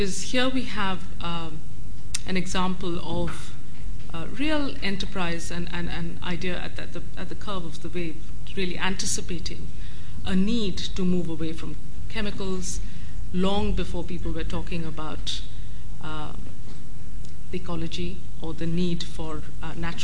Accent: India; moved away; I grew up in India

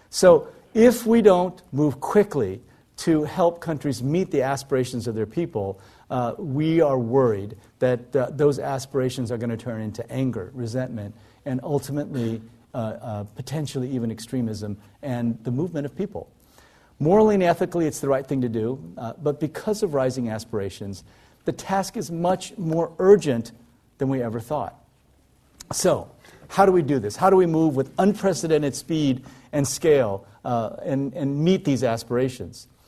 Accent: South Korea; born there; I was born in South Korea in 1959.

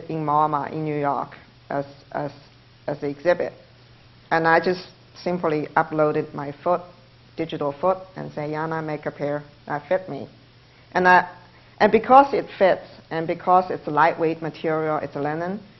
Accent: China; English is a second language; moved away as an adult; now in United States; I couldn't stay in China, I came to the United States, I live in American dream.

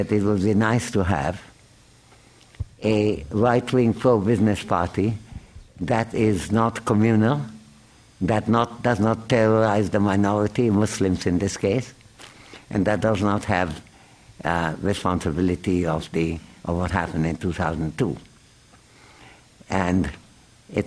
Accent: India; as an Indian citizen

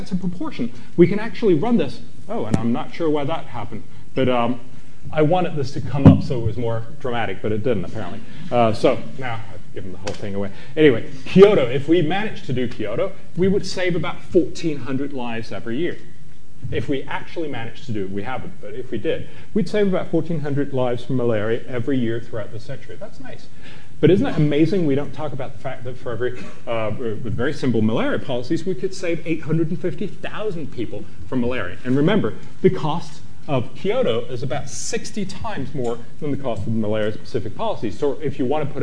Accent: Copenhagen, Capital Region of Denmark, Denmark; in my hometown, we were supposed to have the treaty that would save the world in Copenhagen

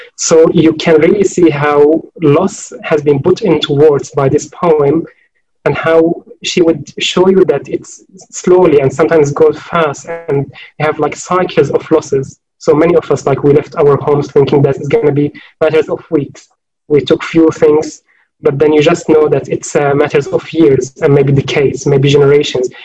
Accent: Homs, Homs Governorate, Syria; moved away as an adult; also born or lived in Oxford, United Kingdom; in Homs, in my neighborhood

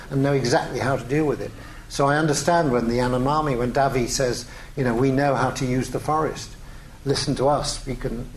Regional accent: England, United Kingdom; I'm English

